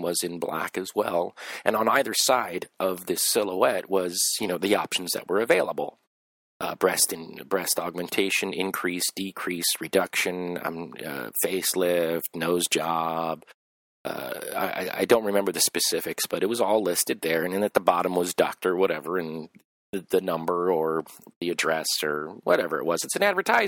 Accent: Los Angeles, California, United States; I grew up in Los Angeles

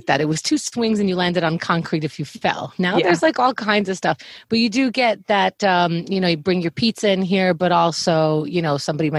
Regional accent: New York City, New York, United States; I'm a New Yorker

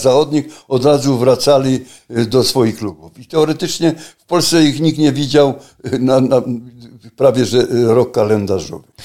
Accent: Silesian Voivodeship, Poland; ja pochodzę ze Śląska, na Śląsku mieszkam

